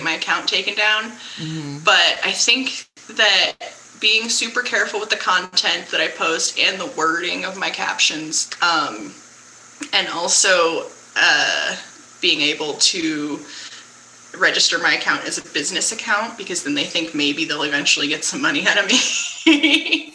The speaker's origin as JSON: {"language": "English", "town": "San Francisco", "region": "California", "country": "United States", "said": "I'm from San Francisco"}